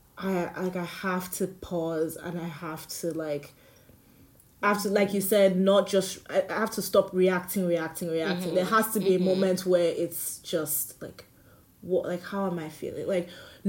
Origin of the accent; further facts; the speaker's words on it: Nigeria; moved away; growing up in Nigeria made me an intolerant person